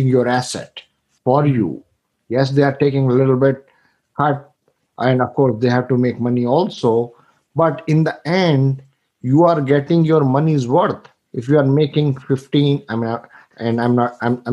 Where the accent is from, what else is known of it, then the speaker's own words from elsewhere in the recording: India; moved away as an adult; I'm from India. I came here 25 years ago.